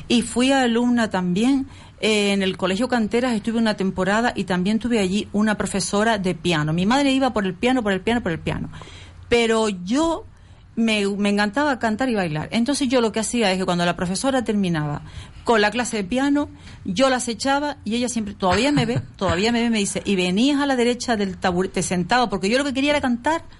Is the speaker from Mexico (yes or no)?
no; Las Palmas de Gran Canaria, Canary Islands, Spain; Yo soy de la zona, yo nací en Princesa Guayarmina